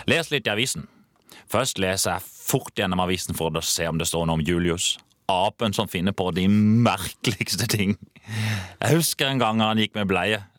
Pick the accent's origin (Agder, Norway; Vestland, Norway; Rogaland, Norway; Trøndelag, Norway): Agder, Norway; Kristiansand; Jeg svetter i grunn mye mer nede jeg i Oslo enn jeg gjør hjemme i Kristiansand.